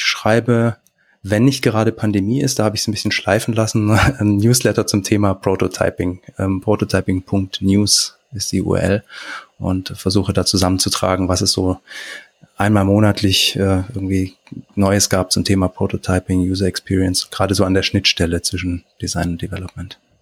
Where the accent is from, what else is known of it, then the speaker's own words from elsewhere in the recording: Stuttgart, Baden-Württemberg, Germany; also born or lived in Kiel / Gerlingen; bin ursprünglich aus Stuttgart zum Studieren nach Kiel, dann wieder zurück und bin jetzt ähm, mit meiner Familie hier in der Nähe von Stuttgart in Gerlingen